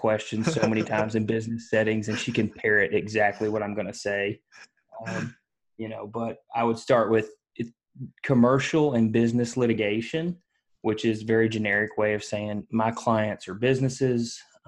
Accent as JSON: {"language": "English", "town": "Leitchfield", "region": "Kentucky", "country": "United States", "tie": "born or raised there", "said": "I'm born and raised in Kentucky, which is not Louisville."}